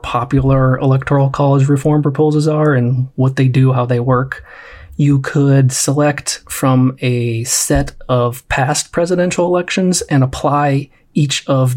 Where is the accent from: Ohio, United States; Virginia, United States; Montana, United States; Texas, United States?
Ohio, United States; near Cleveland; now in Los Angeles, United States; I am originally from near Cleveland, Ohio. Currently live in Los Angeles by way of a few